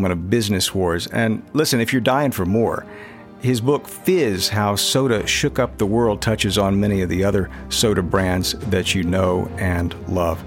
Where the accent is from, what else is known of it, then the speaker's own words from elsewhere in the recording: Atlanta, Georgia, United States; I grew up in Atlanta